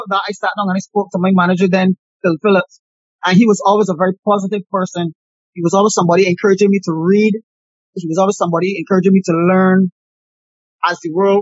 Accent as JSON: {"language": "English", "country": "Barbados", "tie": "born or raised there", "said": "myself growing up in the Bayland"}